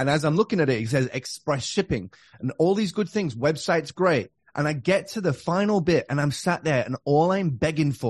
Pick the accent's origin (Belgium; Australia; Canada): Australia; moved away; I'm from Australia